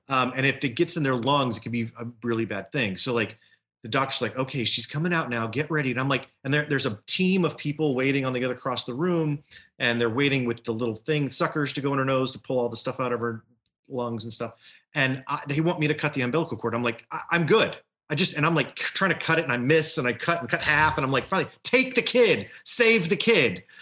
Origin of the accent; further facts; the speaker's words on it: Louisiana, United States; Growing up in Louisiana